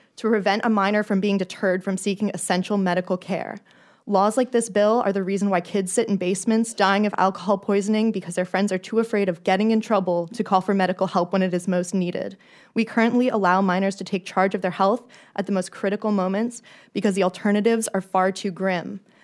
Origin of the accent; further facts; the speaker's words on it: Florida, United States; I grew up in the Sunshine State